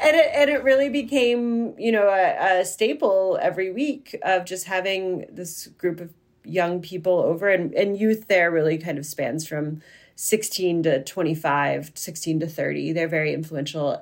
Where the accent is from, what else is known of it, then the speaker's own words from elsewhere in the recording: central Pennsylvania, United States; now in Maine, United States; I'm from central Pennsylvania